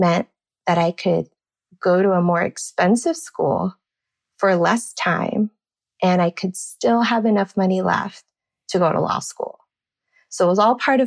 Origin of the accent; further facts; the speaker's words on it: Rio Grande Valley, Texas, United States; moved away; Growing up in the Valley